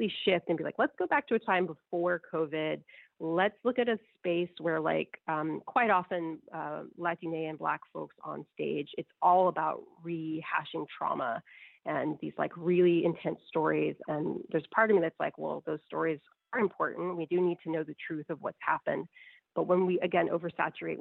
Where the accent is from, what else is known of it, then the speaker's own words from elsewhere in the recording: United States; I'm an American woman who only speaks a tiny bit of Spanish